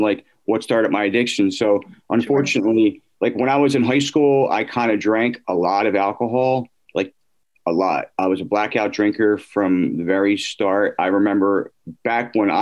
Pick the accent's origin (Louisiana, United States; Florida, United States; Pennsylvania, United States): Pennsylvania, United States; Drexel Hill; I grew up out in Delaware County, mm-hmm. in the suburbs of, I grew up in Drexel Hill